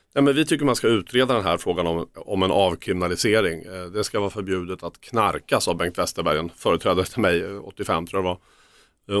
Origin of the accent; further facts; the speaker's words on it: Örebro, Örebro County, Sweden; Jag är från Örebro